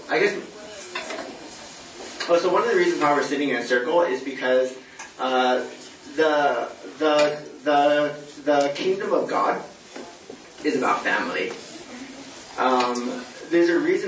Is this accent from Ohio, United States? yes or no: no; California, United States; moved away as an adult; also born or lived in Latvia / Texas; I'm originally from California. Went to school there and everything